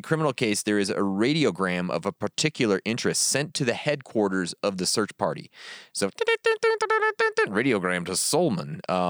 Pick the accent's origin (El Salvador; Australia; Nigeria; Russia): Russia; Yekaterinburg, Sverdlovsk Oblast; From hometown Yekaterinburg. Home of a Russian hot dog.